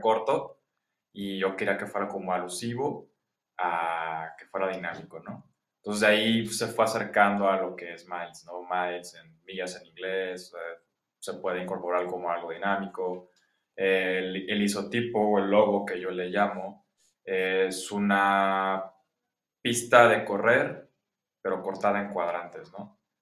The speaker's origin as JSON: {"language": "Spanish", "town": "Guadalajara", "region": "Jalisco", "country": "Mexico", "said": "soy ingeniero industrial, soy de Guadalajara, ya treintón"}